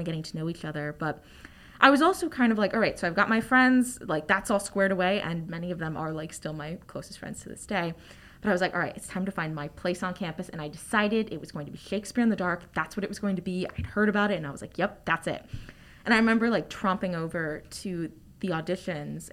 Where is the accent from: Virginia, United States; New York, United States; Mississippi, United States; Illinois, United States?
Virginia, United States; Northern; I'm a theater major. I'm from Northern Virginia.